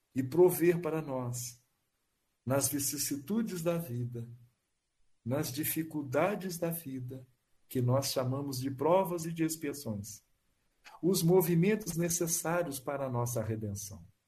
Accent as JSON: {"language": "Portuguese", "town": "Porto Seguro", "region": "Bahia", "country": "Brazil", "said": "Eu sou da região de Porto Seguro"}